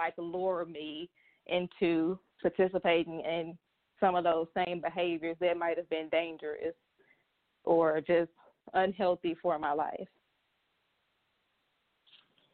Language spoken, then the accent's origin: English; Little Rock, Arkansas, United States; also born or lived in Pine Bluff, Arkansas; I was born in Pine Bluff, lived there till I was in the first grade. And then I moved to Little Rock